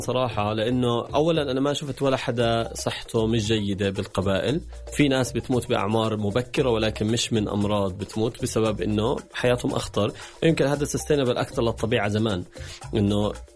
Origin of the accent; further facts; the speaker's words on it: Palestine; also born or lived in Jordan; إني أنا فلسطيني